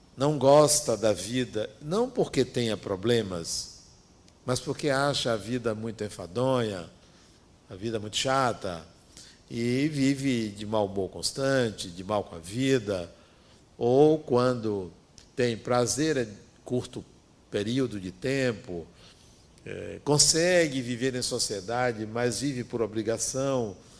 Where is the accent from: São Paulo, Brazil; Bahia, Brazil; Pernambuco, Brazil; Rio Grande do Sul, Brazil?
Bahia, Brazil; interior of; Vinha do interior da Bahia